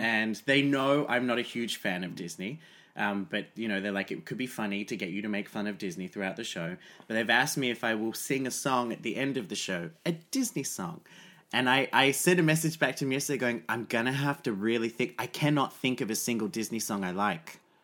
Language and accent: English; Australia; I'm Australian